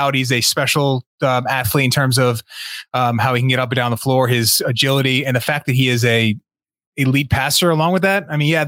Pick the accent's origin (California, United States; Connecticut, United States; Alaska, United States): Connecticut, United States; I'm from Connecticut